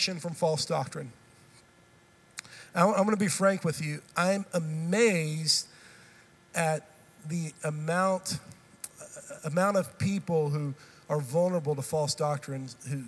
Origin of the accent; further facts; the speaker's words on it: Texas, United States; also born or lived in Tennessee; I've grown up in this state. I'm a Texan